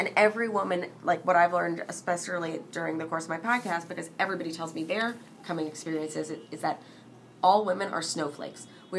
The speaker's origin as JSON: {"language": "English", "region": "New York", "country": "United States", "tie": "born or raised there", "said": "I grew up in New York"}